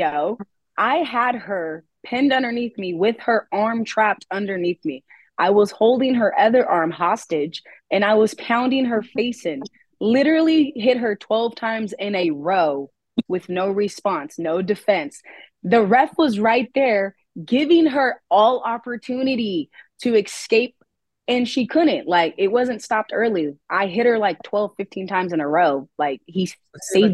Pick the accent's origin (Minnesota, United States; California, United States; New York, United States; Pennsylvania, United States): California, United States; Oakland; now in Clovis, United States; growing up in Oakland. I would fight a lot of dark skinned people. And then when I moved here to Clovis, California